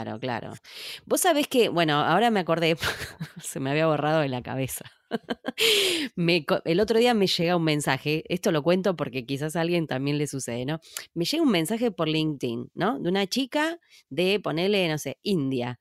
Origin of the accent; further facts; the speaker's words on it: Córdoba, Argentina; Yo soy cordobesa